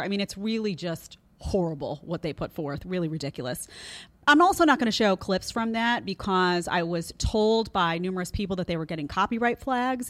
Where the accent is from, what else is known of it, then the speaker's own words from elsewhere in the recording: New York City, New York, United States; I grew up in Brooklyn around a lot of former mobsters